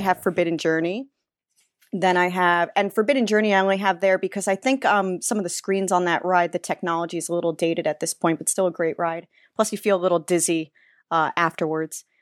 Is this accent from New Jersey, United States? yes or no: yes; New Jersey, United States; I'm from Jersey, uh, which is near Six Flags Great